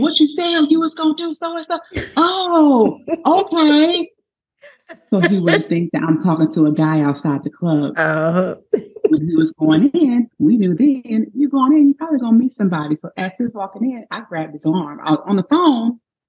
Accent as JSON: {"language": "English", "town": "Baton Rouge", "region": "Louisiana", "country": "United States", "said": "Well, I am from Baton Rouge. Woo-woo. Go Tigers, go Saints, all those good things. Yes. Baton Rouge, Louisiana."}